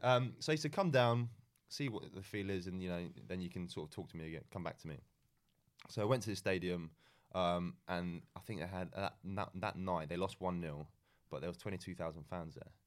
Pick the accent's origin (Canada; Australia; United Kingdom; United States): United Kingdom; England; moved away as an adult; also born or lived in Malaysia; growing up in England